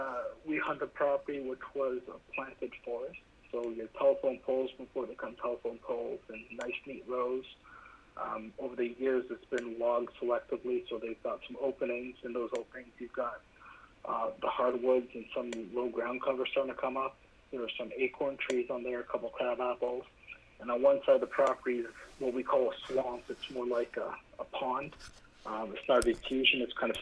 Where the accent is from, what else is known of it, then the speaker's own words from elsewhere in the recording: Vaughan, Ontario, Canada; So I'm from Vaughan.